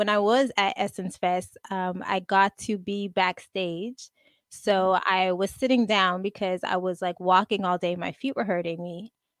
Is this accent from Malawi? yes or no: no; Montreal, Quebec, Canada; I'm from Montreal, Canada.